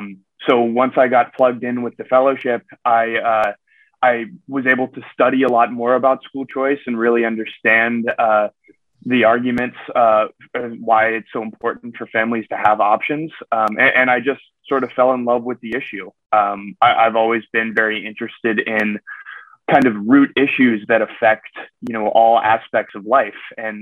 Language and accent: English; Central Florida, United States; also born or lived in Maryland; I grew up in Central Florida as a beneficiary of the Florida Tax Credit Scholarship Program for 11 years.